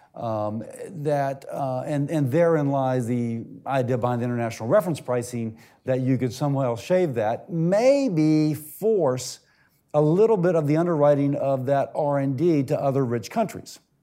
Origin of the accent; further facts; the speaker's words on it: United Kingdom; accent: British; now in United States; as you can tell from the accent, you know, I'm British